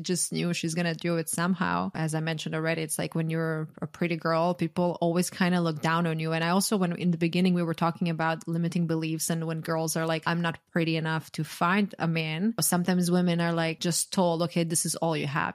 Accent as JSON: {"language": "English", "country": "Croatia", "tie": "born or raised there", "moved": "yes", "lives_now": "United States", "said": "growing up in Croatia"}